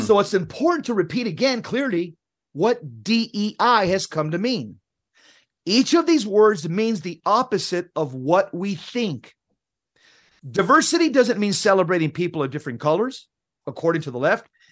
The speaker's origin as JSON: {"language": "English", "town": "San Fernando", "region": "California", "country": "United States", "tie": "born or raised there", "said": "I grew up in Southern California, in the most violent neighborhood in California in the seventies."}